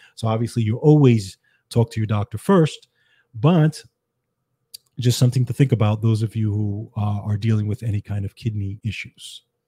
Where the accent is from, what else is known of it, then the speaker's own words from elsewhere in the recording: New York City, New York, United States; I grew up in the Bronx, New York